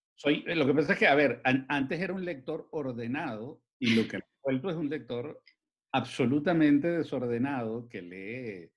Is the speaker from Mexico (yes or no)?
no; Caracas, Capital District, Venezuela; yo soy un caraqueño que creció en Caracas, que vivió y creció en Caracas.